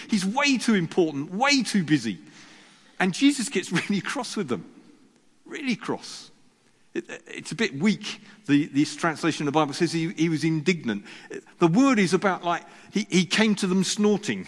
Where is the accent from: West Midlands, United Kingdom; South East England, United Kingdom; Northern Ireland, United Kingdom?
South East England, United Kingdom; Sussex; I was brought up in Sussex